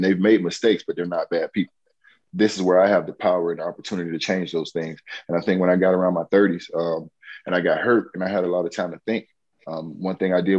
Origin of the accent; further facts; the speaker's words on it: Miami, Florida, United States; moved away as an adult; growing up in Miami and coming back to Miami after going all the way around the world and playing overseas